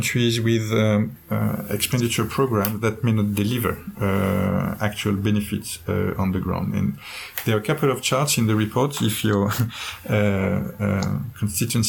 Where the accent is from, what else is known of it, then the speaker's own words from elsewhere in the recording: France; In my home country, France